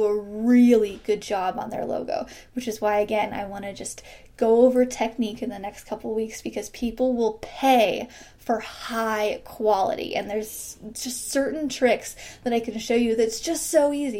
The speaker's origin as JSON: {"language": "English", "region": "Midwest", "country": "United States", "said": "I'm from the Midwest"}